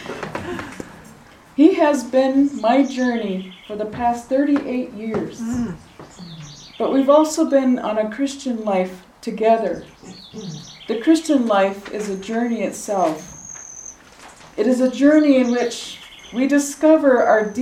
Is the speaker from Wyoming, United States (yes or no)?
yes; Wind River Reservation, Wyoming, United States; I'm from the Wind River Reservation